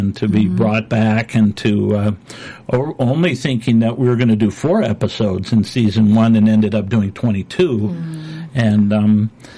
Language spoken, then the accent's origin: English; Minnesota, United States; moved away; My wife and I grew up in Minnesota